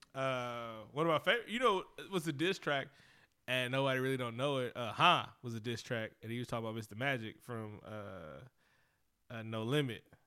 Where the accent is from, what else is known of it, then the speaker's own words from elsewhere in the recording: Oakland, California, United States; I'm from Oakland. Uh, Bay Area.